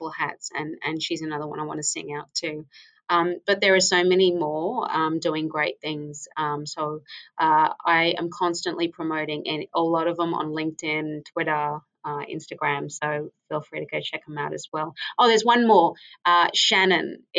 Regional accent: Papua New Guinea; moved away; my home country, which is Papua New Guinea

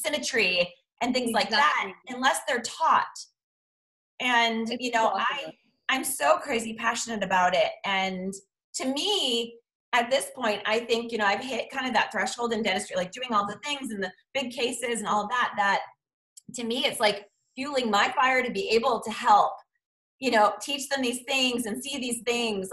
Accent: Boston, Massachusetts, United States; now in Chicago, United States; I'm from Boston

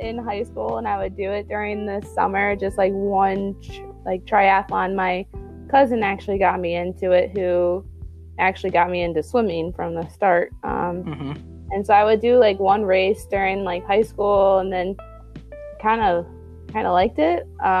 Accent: Bingham Farms, Michigan, United States; It was fine. I mean, I lived in a place where I was able to have a lot of connections, and there were like a lot of opportunities for me to do different types of sports.

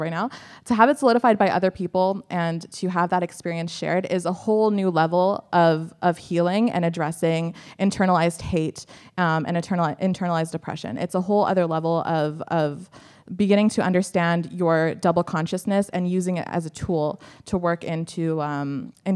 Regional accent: Canada; I'm from Canada

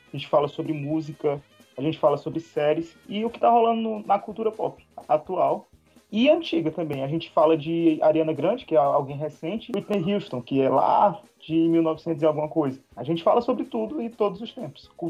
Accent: Fortaleza, Ceará, Brazil; Sou de Fortaleza.

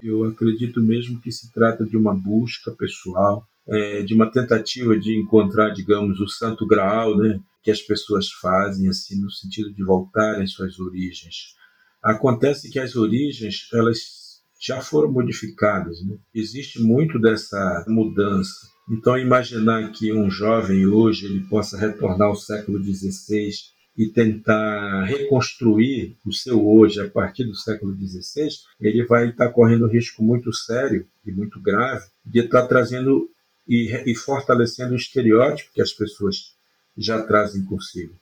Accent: Brazil; nós indígenas somos indígenas, somos brasileiros plenos

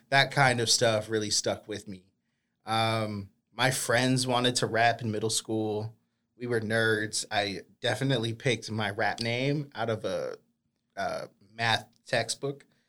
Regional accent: Boston, Massachusetts, United States; now in Sacramento, United States; I grew up in Boston

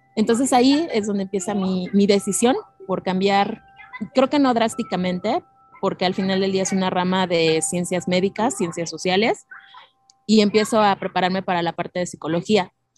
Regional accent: State of Mexico, Mexico; also born or lived in Hidalgo (parents' origin); now in Mexico City, Mexico; yo nací en Ciudad de México, radiqué por 30 años en el Estado de México

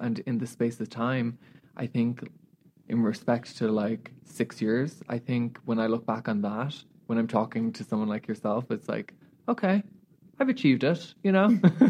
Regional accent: Australia; as you know, being Australian, like Americans are not very like that.

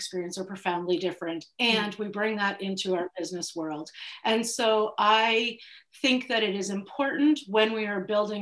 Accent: Prince Edward Island, Canada; I am from Prince Edward Island

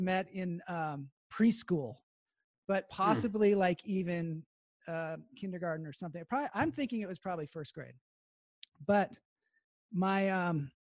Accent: Edmonds, Washington, United States; we grew up in Edmonds, Washington. We went to Woodway High School

